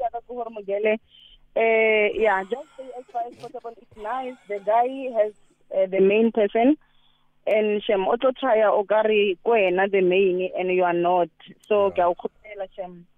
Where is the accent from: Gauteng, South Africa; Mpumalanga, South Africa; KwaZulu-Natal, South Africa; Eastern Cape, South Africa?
Mpumalanga, South Africa; East Bank; I'm from East Bank in Mpumalanga.